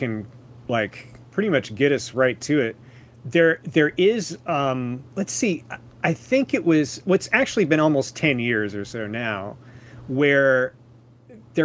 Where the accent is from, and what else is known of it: Tennessee, United States; born or raised there